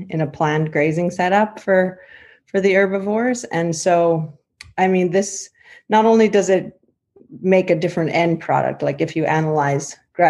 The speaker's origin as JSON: {"language": "English", "town": "Yorkton", "region": "Saskatchewan", "country": "Canada", "tie": "born or raised there", "said": "I grew up on mostly a cattle and grain farm near Yorkton"}